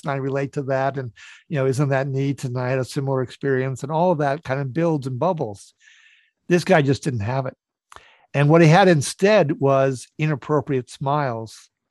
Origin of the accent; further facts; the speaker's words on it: Northfield, Minnesota, United States; I grew up in Northfield, Minnesota, which has Carleton College and St. Olaf College